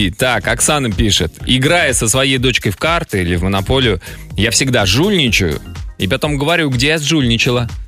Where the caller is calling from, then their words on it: Krymsk, Krasnodar Krai, Russia; я из Крымска.